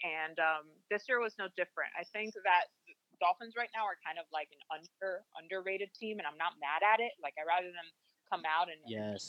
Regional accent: Dominican Republic; my Hispanic roots. I'm from the Dominican Republic.

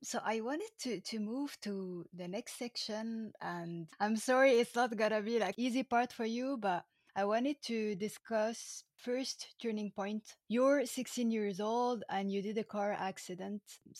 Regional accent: France; born there; also born or lived in Egypt; When I remember my childhood, I was born in France, okay? And I moved to Egypt to start education, etc. And then I moved to France and I came back to Egypt.

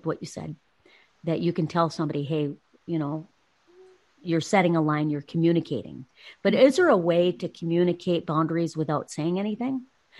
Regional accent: Texas, United States; I'm from Texas.

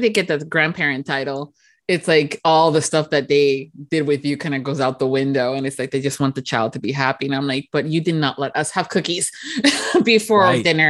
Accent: Miami, Florida, United States; now in Orlando, United States; And I grew up in Miami, so close to the beach.

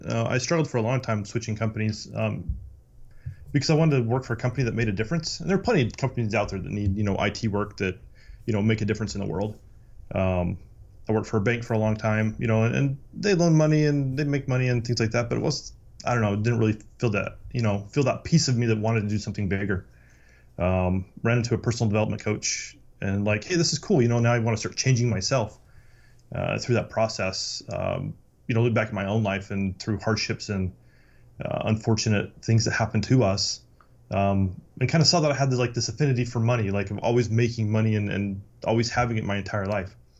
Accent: Utah, United States; I, I grew up in Utah

